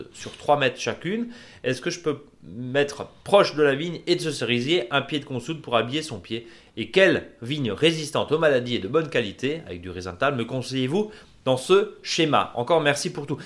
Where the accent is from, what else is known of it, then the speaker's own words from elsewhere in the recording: Alsace, Grand Est, France; chez nous en Alsace